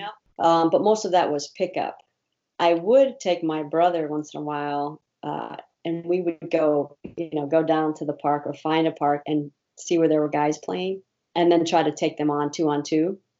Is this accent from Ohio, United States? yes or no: yes; Ohio, United States; moved away; also born or lived in Indiana; I was born in Ohio